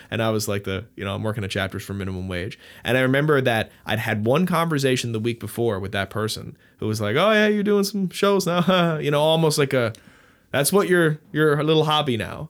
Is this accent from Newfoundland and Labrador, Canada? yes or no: yes; Newfoundland and Labrador, Canada; I'm from Newfoundland